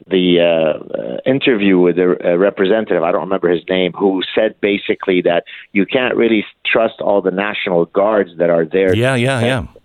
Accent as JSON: {"language": "English", "country": "Canada", "said": "I, I thought I live in a free world. I'm a Canadian. I'm allowed to espouse my positions."}